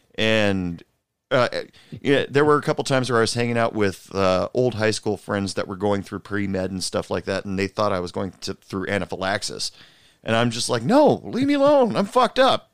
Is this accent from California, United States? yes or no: no; Portland, Oregon, United States; now in Texas, United States; I'm originally from Portland, Oregon, but I live in Texas right now.